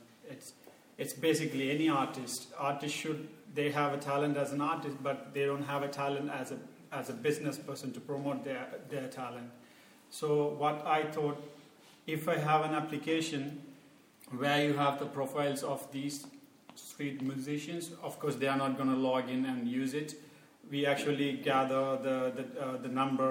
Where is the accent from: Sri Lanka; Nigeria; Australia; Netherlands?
Sri Lanka; moved away as an adult; now in Berlin, Germany; I'm from Sri Lanka, and I'm doing my master's in electrical engineering